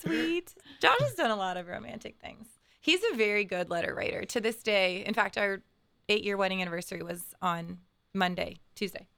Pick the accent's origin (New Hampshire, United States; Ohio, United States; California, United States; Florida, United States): Ohio, United States; Bexley; I grew up in Bexley